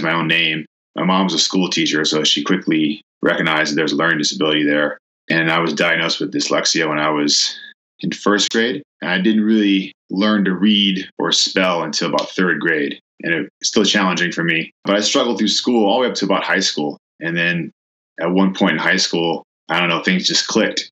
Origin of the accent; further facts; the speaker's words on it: Oakland, California, United States; also born or lived in Milwaukee, Wisconsin; My parents raised me here in Oakland. They still live here in Oakland. I still live here in Oakland